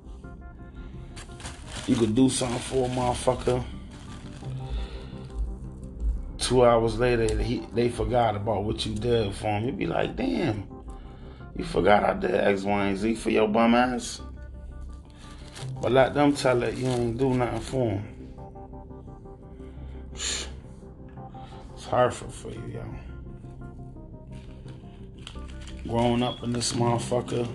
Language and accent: English; Hartford, Connecticut, United States; This is my hometown, my home state